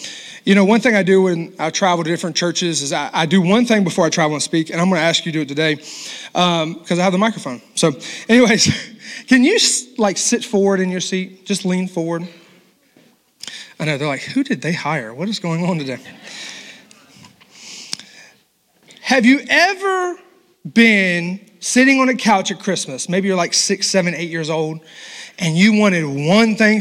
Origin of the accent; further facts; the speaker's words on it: the South, United States; I'm from the South. My mama was a Southern cook